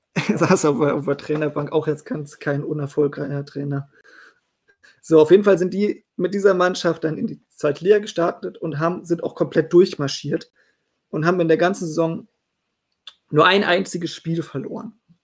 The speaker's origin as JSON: {"language": "German", "town": "Meppen", "region": "Lower Saxony", "country": "Germany", "tie": "born or raised there", "said": "aufgewachsen im Emsland, genauer gesagt in Metten"}